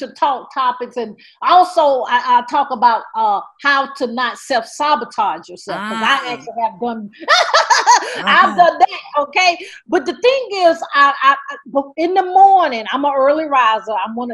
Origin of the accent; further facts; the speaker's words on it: the South, United States; I'm from the South